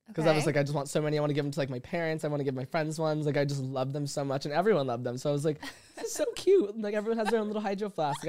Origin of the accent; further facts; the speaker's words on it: Las Vegas, Nevada, United States; now in Los Angeles, United States; growing up in Vegas